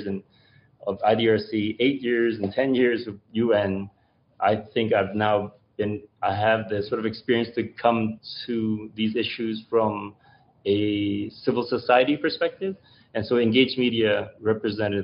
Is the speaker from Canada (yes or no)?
yes; Canada; as a child growing up in Canada